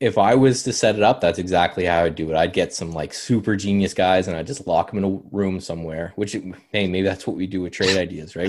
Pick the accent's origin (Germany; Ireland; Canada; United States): Canada; as a Canadian